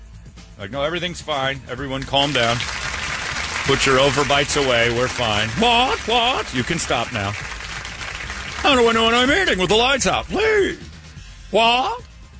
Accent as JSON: {"language": "English", "town": "Hoboken", "region": "New Jersey", "country": "United States", "tie": "born or raised there", "said": "In Jersey, we ain't got those. They're called cactus. Yeah, we ain't got those in Jersey. I grew up in Hoboken."}